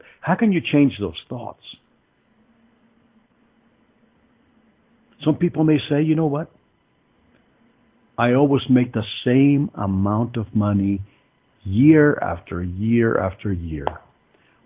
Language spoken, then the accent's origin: English; Mexico City, Mexico; also born or lived in Greenfield, Iowa; now in Colorado, United States; I came from Mexico City. And my family was not a wealthy family by any means.